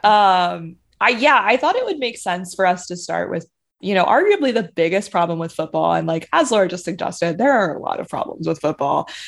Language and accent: English; Charlotte, North Carolina, United States; I'm from Charlotte